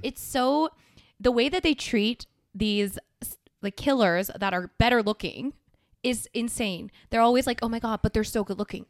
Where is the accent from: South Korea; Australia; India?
South Korea; my home country.